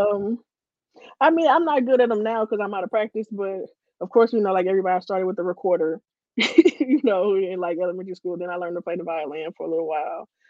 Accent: Ferguson, Missouri, United States; I'm from Ferguson, born and raised

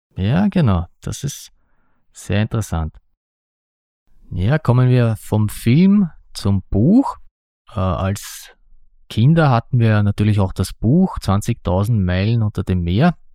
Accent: Austria; ich bin ein Österreicher

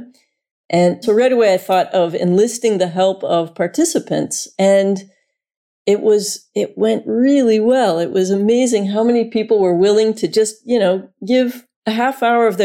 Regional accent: United States; moved away as an adult; also born or lived in Florida; now in Delft, Netherlands; I'm an American woman living in the Netherlands

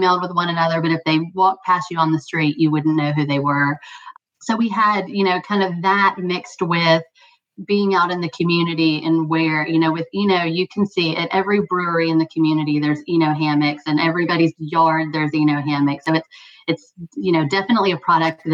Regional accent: Louisiana, United States; now in Brevard, United States; I grew up in Louisiana

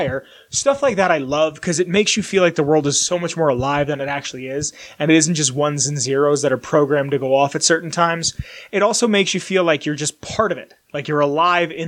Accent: Pennsylvania, United States; Where I grew up in Pennsylvania

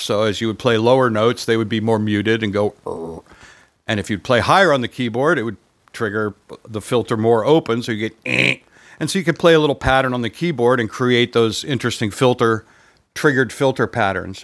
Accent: Vermont, United States; I was growing up in Vermont

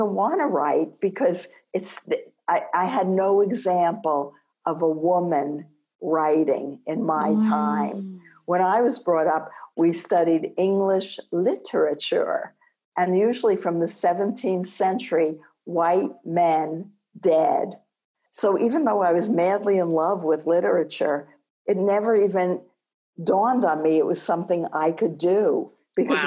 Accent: East Coast, United States; also born or lived in Ann Arbor; now in New Mexico, United States; When you're from the East Coast, it haunts you for a long time

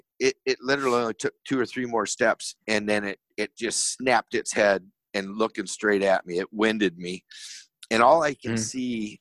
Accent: Michigan, United States; me growing up in Michigan

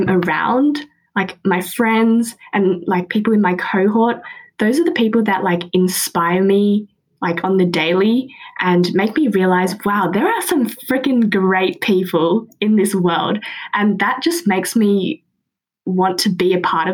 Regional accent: Australia; born and raised in Australia

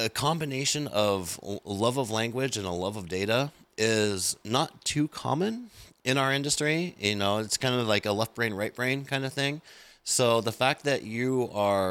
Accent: United States; I'm an American

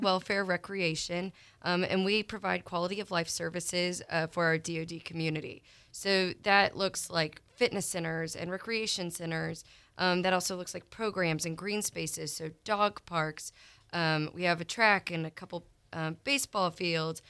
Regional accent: Columbia, Missouri, United States; moved away; born and raised in Columbia, Missouri

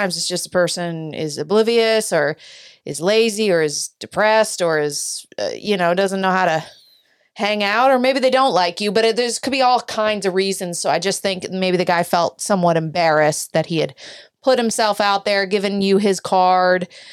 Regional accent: United States; I'm an American

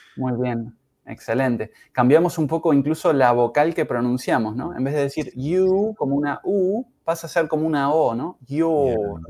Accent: Uruguay; soy uruguayo en mi caso, I'm from Uruguay. Yo soy de Uruguay

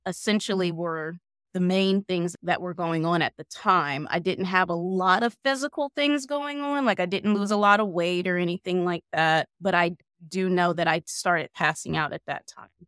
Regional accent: Warren, Ohio, United States; from Warren, Ohio, born and raised

